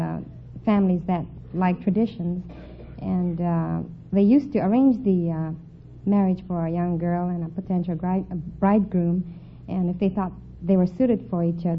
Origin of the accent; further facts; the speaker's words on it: Los Angeles, California, United States; also born or lived in Sacramento, California; I was born in Sacramento, and I've lived in Los Angeles